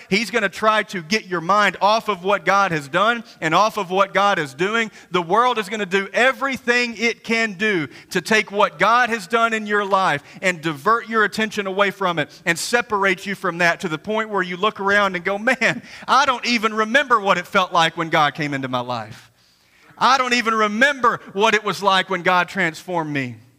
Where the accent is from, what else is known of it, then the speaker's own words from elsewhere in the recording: Graves County, Kentucky, United States; coming from a Graves County boy like myself